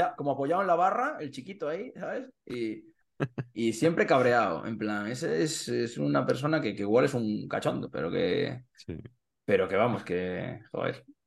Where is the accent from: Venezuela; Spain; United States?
Spain; Carballo, Galicia; moved away as an adult; now in Santiago de Compostela, Spain; como soy de, de Carballo, pues soy del Bergantiños, ah, realmente, que es el equipo de mi, de mi, de, mi, pueblo.